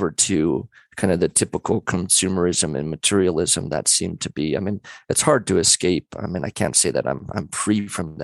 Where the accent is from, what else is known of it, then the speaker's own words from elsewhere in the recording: Central Coast, California, United States; I'm from Central Coast, California